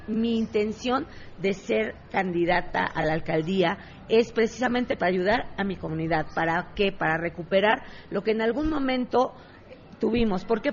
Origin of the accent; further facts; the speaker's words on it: Mexico City, Mexico; Soy ciudadana de Contreras, hija de comerciantes desde toda la vida. Eh, desde mis abuelos, mis abuelos siempre fueron comerciantes aquí en Contreras, nacida aquí